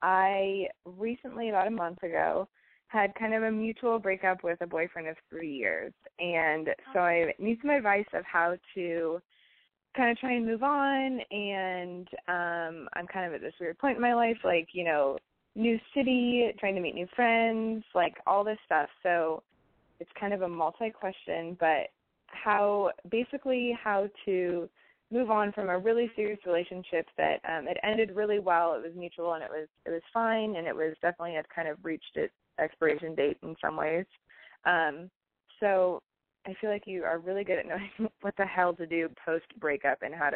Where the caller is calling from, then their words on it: Portland, Oregon, United States; I'm 23, and I'm calling from Portland.